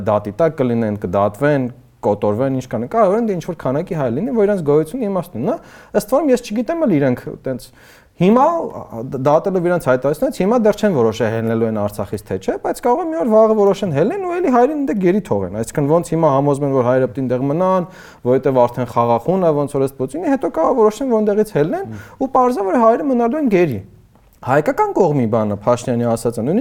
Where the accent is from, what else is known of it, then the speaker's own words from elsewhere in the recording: Yerevan, Armenia; իմ ու քո բախտը բերելա, որ մենք Երևանում ենք ծնվել։